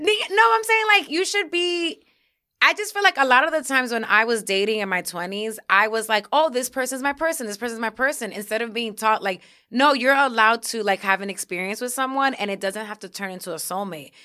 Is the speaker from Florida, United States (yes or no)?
no; New York City, New York, United States; moved away as an adult; also born or lived in Syracuse; I'm coming from New York City